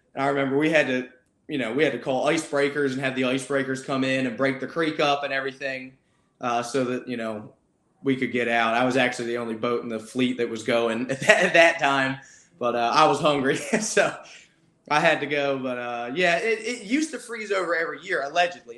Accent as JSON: {"language": "English", "region": "Maryland", "country": "United States", "tie": "born or raised there", "said": "I grew up in Maryland"}